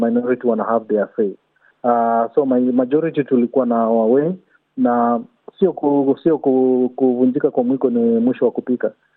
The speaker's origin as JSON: {"language": "Swahili", "country": "Kenya", "moved": "yes", "lives_now": "Australia", "said": "sisi ni Wakenya"}